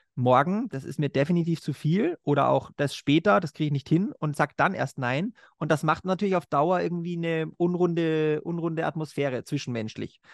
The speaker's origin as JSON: {"language": "German", "country": "Austria", "said": "bei uns in Österreich"}